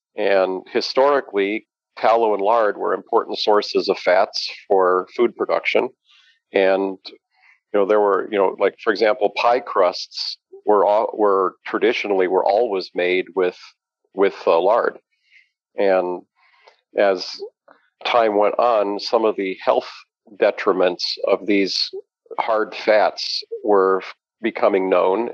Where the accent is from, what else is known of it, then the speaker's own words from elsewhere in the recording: Denver, Colorado, United States; moved away as an adult; now in Chicago, United States; I grew up in Denver, Colorado